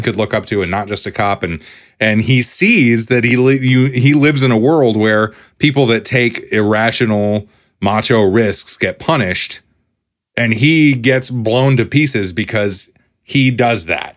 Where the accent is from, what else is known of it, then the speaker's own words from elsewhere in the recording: United States; as an American